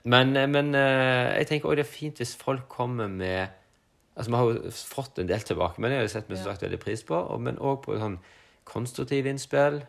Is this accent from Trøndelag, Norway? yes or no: no; Sogn, Vestland, Norway; moved away; Der jeg vokste opp i Sogn